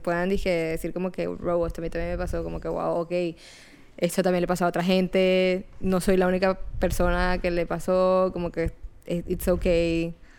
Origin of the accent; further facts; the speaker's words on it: Barranquilla, Atlántico, Colombia; now in Jacksonville, United States; yo soy colombiana, soy de Barranquilla